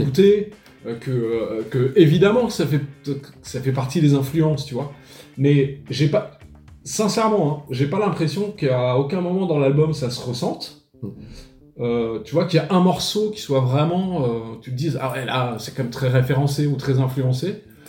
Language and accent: French; Paris, Île-de-France, France; moved away as an adult; now in Montpellier, France; au départ, je suis natif de Paris, donc euh, j'ai été à Paris jusqu'à l'âge de 20 ans, et puis en fait, je suis venu m'installer à Montpellier